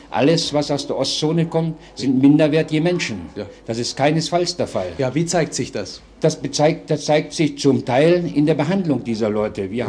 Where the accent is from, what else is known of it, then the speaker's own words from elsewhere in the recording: Berlin, Germany; moved away; Ich komme selbst aus dem Raum von Berlin. Ja. Und Sie sind aus und politischen Gründen gegangen? Musste ja. aus politischen Gründen die Zone verlassen und befinde mich seit Dezember in der Bundesrepublik.